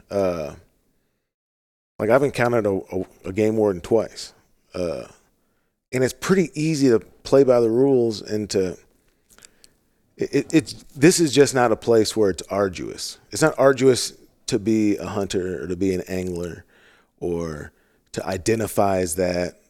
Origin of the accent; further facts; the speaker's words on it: St. Louis, Missouri, United States; moved away; I'm from St. Louis